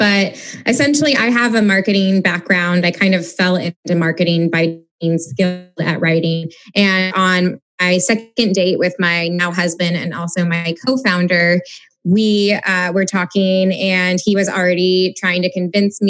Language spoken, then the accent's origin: English; Missouri, United States; a fellow Missourian